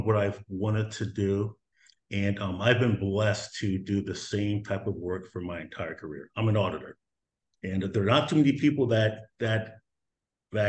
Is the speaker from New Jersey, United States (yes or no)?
no; Harrisburg, Pennsylvania, United States; I grew up here in Harrisburg, just north of Harrisburg, a little community called Susquehanna Township, raised here with my five siblings and my parents